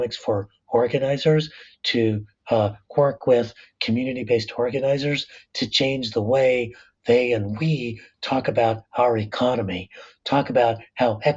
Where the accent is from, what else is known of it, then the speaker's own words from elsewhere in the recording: La Puente, California, United States; I'm working class Latino, son of immigrants, growing up in the San Gabriel Valley in La Puente